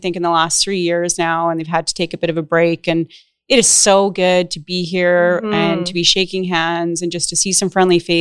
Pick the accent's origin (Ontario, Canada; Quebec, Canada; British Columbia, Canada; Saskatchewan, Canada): Saskatchewan, Canada; moved away as an adult; also born or lived in Alberta; I'm born and raised in Saskatchewan, spent most of my adult life in Alberta